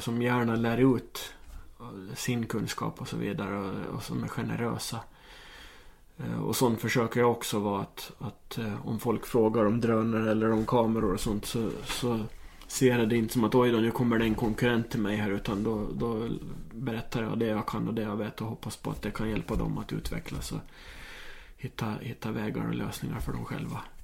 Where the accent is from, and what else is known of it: Åland Islands